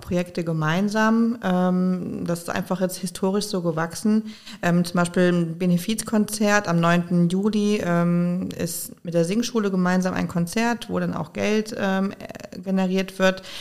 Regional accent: Koblenz, Rhineland-Palatinate, Germany; also born or lived in Konstanz / Schwäbisch Hall / Mainz; Aber seitdem ich ungefähr drei bin, äh, lebe ich in Koblenz, habe sozusagen den Großteil meiner Kindheit und Jugend verbracht in Koblenz

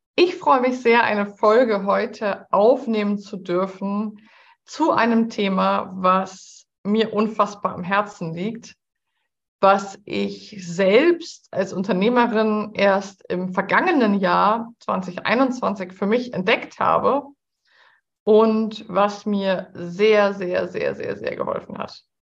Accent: Hamburg, Germany; Ich bin ja Hamburgerin

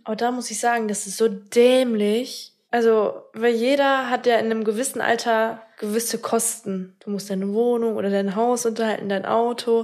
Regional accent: Minden, North Rhine-Westphalia, Germany; moved away as an adult; now in Bad Oeynhausen, Germany; Minden ist meine Heimatstadt, ist auch so der Fleck, wo ich mich wirklich wohl gefühlt habe.

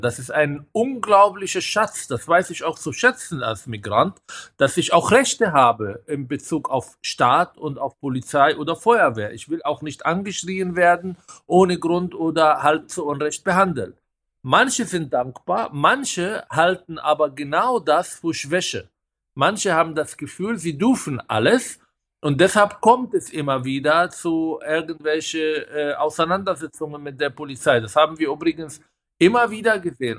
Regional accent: Israel; now in Germany; Ich komme aus Israel

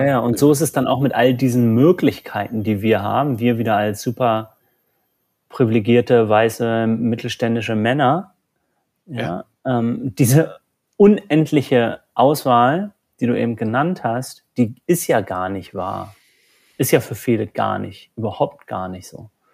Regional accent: Germany; Bei uns in Deutschland

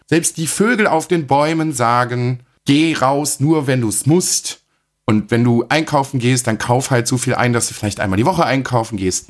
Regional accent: Germany; bei uns in Deutschland

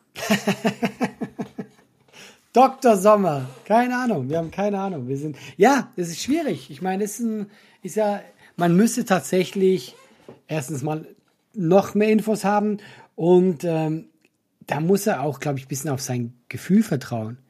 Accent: Switzerland; ich hab's als Schweizer falsch ausgesprochen

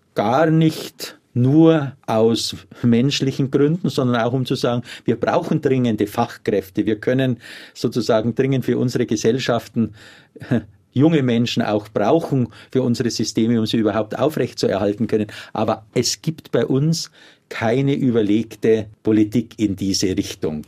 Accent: Germany; bei uns in Deutschland

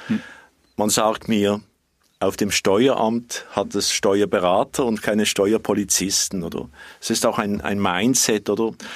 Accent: Switzerland; bei uns in der Schweiz

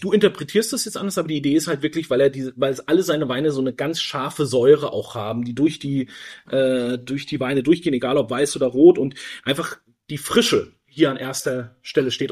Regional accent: Germany; wir uns ja auch immer als Deutsche mit unserer Vergangenheit beschäftigen werden müssen

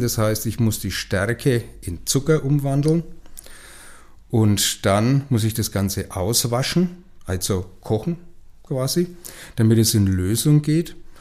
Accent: Franconia, Bavaria, Germany; hier bei uns in Franken

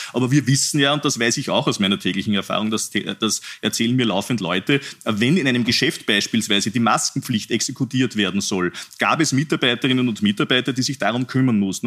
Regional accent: Upper Austria, Austria; mein Heimatbundesland Oberösterreich

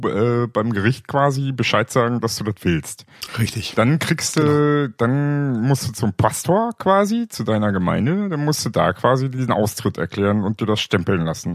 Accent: East Germany, Germany; also born or lived in Bavaria; ich bin ja Ostdeutscher und als solches gottverdammter kommunistischer Heide.

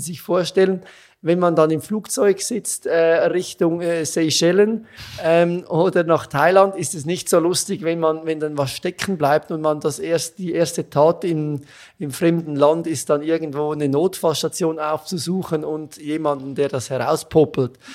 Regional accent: Switzerland; accent: Swiss; moved away as an adult; also born or lived in Zurich; now in Vienna, Austria; Das hört man ziemlich schnell, dass ich aus der Schweiz bin.

